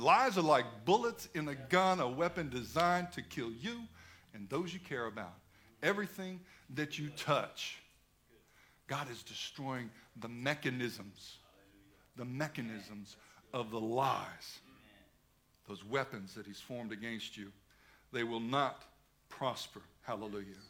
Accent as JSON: {"language": "English", "country": "United States", "moved": "as an adult", "lives_now": "Australia", "said": "I'm an American"}